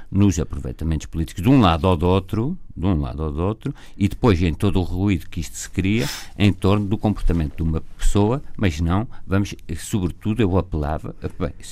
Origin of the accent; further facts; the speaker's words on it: Azores, Portugal; eu, bem, eu, eu tá sou dos Açores